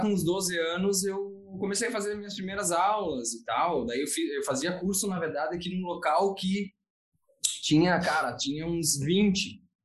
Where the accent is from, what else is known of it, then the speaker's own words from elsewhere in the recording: Veranópolis, Rio Grande do Sul, Brazil; eu sou, eu sou aqui de Veranópolis